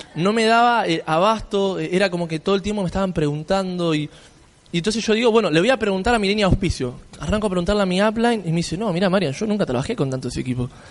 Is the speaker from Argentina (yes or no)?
yes; Argentina; yo si vengo desde Argentina